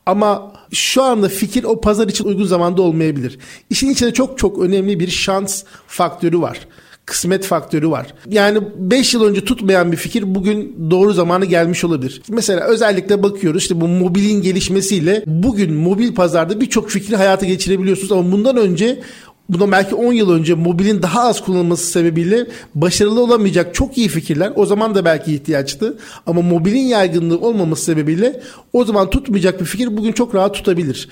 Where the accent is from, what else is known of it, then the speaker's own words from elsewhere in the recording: Ankara, Turkey; 1986 Ankara doğumluyum.